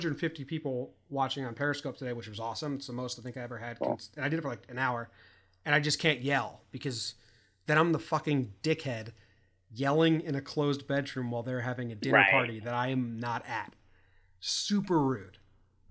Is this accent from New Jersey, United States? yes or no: no; Connecticut, United States; now in California, United States; We're from Connecticut, high school friends